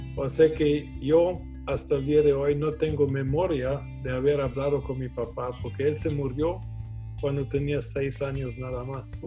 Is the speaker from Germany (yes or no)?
yes; Germany; now in Guatemala; yo nací en Alemania, nací en una casa de un empresario.